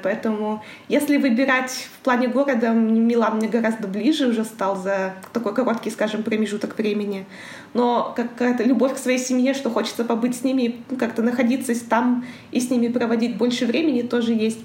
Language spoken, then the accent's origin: Russian; Karaganda, Karaganda Region, Kazakhstan; moved away as an adult; also born or lived in Astana, Kazakhstan; now in Milan, Italy; Я родилась в Караганде. Город большой, я никогда не жила в поселках